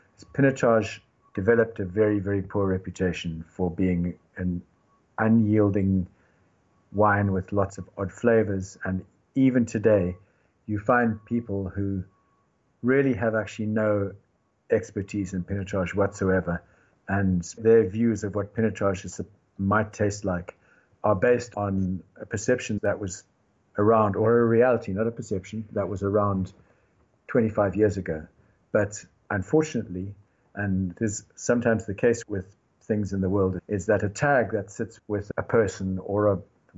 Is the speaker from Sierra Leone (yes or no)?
no; South Africa; moved away; also born or lived in United Kingdom / United States; I am South African